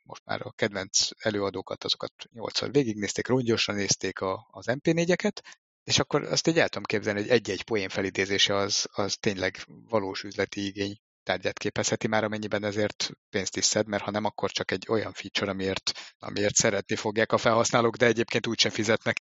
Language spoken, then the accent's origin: Hungarian; Hungary